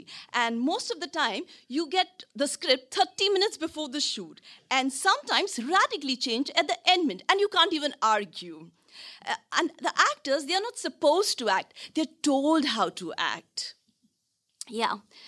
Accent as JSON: {"language": "English", "country": "India", "moved": "yes", "lives_now": "Hong Kong", "said": "I'm an actress from India."}